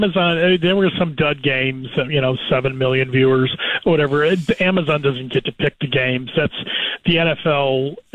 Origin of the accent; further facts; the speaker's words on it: Cleveland, Ohio, United States; I'm from Cleveland